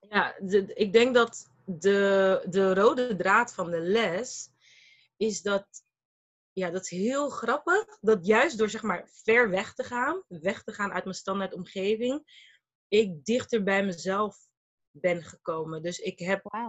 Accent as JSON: {"language": "Dutch", "town": "Rotterdam", "region": "South Holland", "country": "Netherlands", "tie": "born or raised there", "also_born_or_lived": "Malaga / Brussels / Abu Dhabi", "said": "Ik ben geboren en getogen in Rotterdam."}